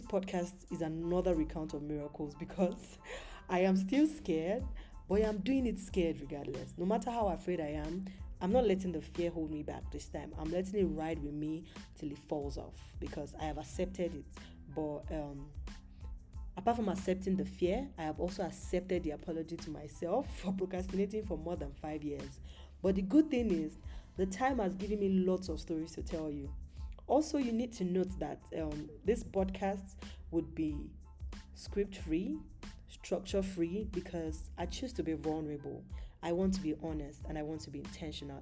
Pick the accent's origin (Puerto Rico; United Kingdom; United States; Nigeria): Nigeria; Yorubaland; moved away; I'm Nigerian, I'm currently not in Nigeria, but I'm Nigerian, Yoruba precisely